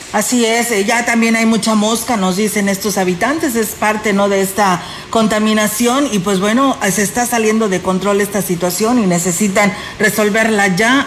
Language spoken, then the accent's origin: Spanish; Ciudad Valles, San Luis Potosí, Mexico; somos todos los que somos parte de Ciudad Valles, la población